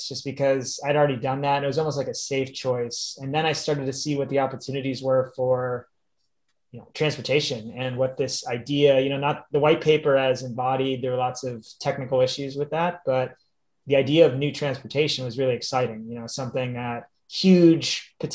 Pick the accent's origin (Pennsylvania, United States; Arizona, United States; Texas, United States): Pennsylvania, United States; moved away; also born or lived in Ohio / California; I grew up in Pennsylvania